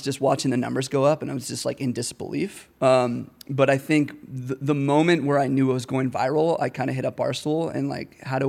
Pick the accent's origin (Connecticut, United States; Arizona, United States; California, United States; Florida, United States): Arizona, United States; Phoenix; now in Denver, United States; Born and raised in Phoenix.